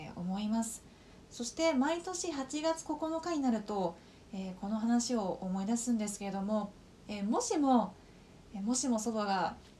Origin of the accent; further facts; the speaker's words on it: Kanagawa, Japan; 私自身は神奈川県で生まれ育った